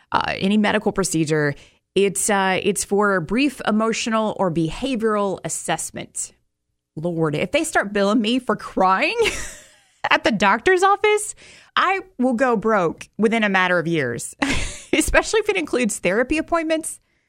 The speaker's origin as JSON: {"language": "English", "region": "Alabama", "country": "United States", "tie": "born there", "said": "And there were issues where I was born in Alabama trying to find records from the year I was born."}